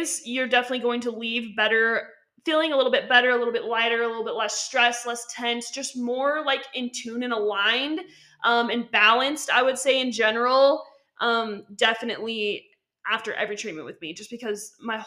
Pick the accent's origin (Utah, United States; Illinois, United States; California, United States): Utah, United States; I was born and raised in Utah